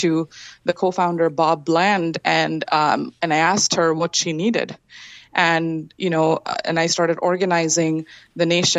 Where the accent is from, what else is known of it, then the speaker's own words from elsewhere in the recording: Kolkata, West Bengal, India; moved away as an adult; also born or lived in Illinois; my hometown of Kolkata, India